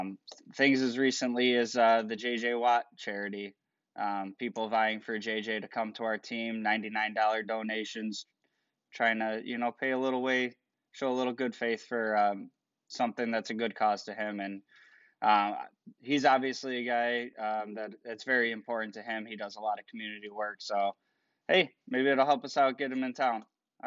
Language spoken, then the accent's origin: English; Buffalo, New York, United States; now in Rochester, United States; I am originally from Buffalo and wandered out to Rochester.